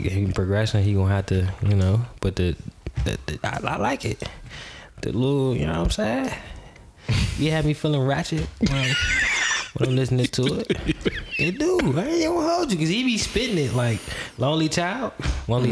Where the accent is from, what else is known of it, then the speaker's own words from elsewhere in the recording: Charlotte, North Carolina, United States; moved away; also born or lived in Arlington, Virginia; I came from the South. Charlotte, North Carolina, to be exact